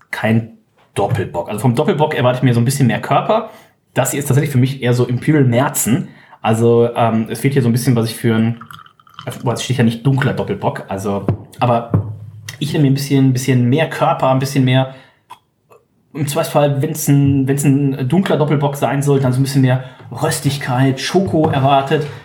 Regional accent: Stade, Lower Saxony, Germany; Ich bin geboren in Stade.

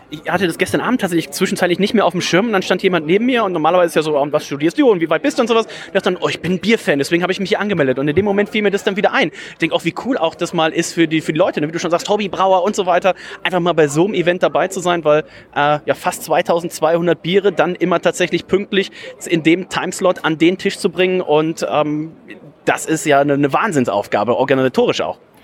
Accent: near Leverkusen, North Rhine-Westphalia, Germany; now in Bremen, Germany; ich komme ja gebürtig aus der Nähe von Leverkusen

